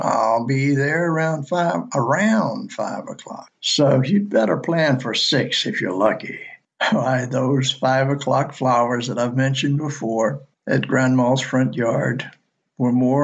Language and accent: English; Alabama, United States; moved away as an adult; northern Alabama. My home state